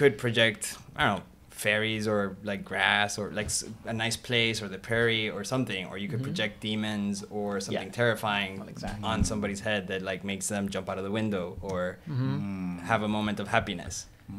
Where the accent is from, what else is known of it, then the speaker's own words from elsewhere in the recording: Turkey; I'm mixed. I was born in Turkey. My mom is Mexican. My dad is from Denmark.